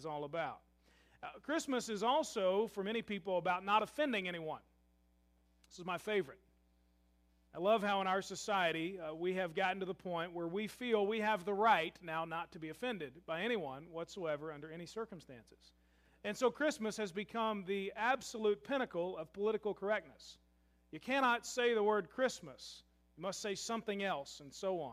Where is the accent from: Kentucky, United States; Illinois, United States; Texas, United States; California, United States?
Kentucky, United States; Louisville; I love my hometown of Louisville, Kentucky